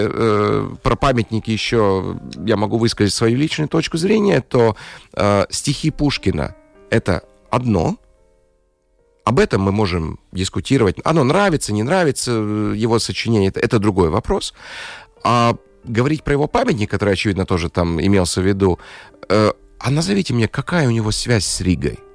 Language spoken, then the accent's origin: Russian; Latvia; Russian is a second language; По паспорту я латыш